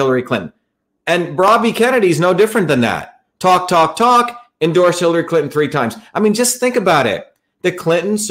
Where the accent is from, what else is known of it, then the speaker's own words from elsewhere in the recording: India; moved away; I grew up in India